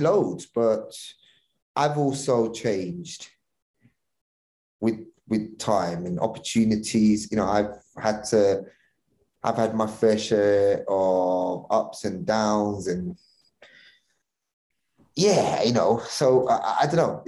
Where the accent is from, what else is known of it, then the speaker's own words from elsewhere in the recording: London, United Kingdom; I grew up in East London.